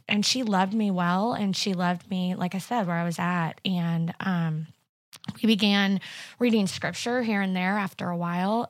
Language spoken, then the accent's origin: English; Carthage, Missouri, United States; also born or lived in Springfield, Missouri; I was born in Carthage, Missouri, and, uh, went to school there my whole life